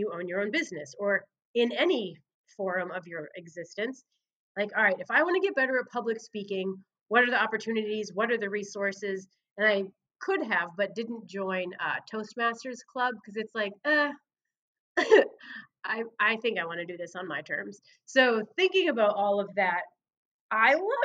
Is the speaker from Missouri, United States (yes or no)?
no; Laconia, New Hampshire, United States; moved away as an adult; now in Mount Pleasant, United States; Laconia, my hometown